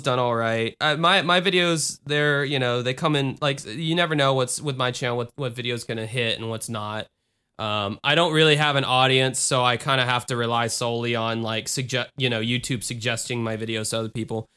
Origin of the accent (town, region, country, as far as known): United States